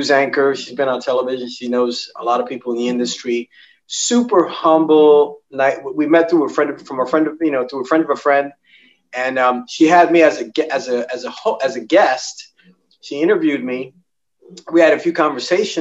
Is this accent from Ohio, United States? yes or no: no; New York City, New York, United States; I grew up, I'm born and raised in Manhattan. I'm in Manhattan right at this moment